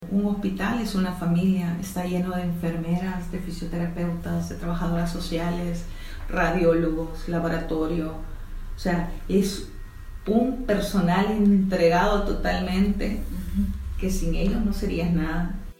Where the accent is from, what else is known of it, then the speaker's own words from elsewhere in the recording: El Salvador; estudié en el Colegio La Sagrada Familia, pero fui voleibolista seleccionada de voleibol del Salvador